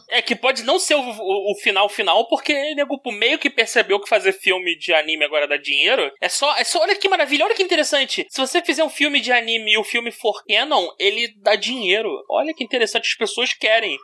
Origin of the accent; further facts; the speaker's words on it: Rio de Janeiro, Brazil; eu sou do Rio